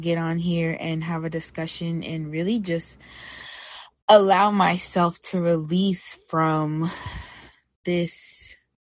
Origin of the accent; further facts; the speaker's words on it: New York, United States; moved away as an adult; now in Oakland, United States; I'm actually originally from New York, and I moved out here to Oakland, California not too long ago